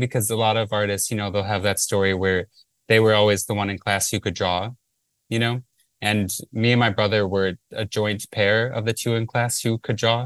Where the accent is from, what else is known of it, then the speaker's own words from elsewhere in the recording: Livonia, Michigan, United States; moved away; I'm from Livonia, which is a suburb of Detroit in Michigan.